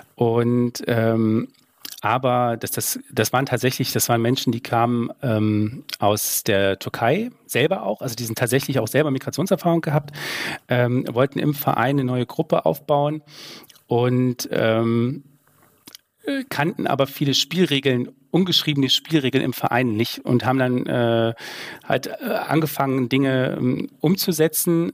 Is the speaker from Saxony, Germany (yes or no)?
yes; Saxony, Germany; das weiß ich als Sachse